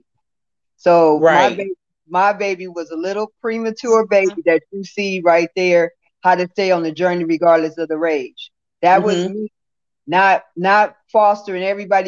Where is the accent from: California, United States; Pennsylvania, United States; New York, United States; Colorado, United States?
California, United States; West Hollywood; also born or lived in Santa Monica, California / the South; I was born in Santa Monica, California. I was raised in West Hollywood, California.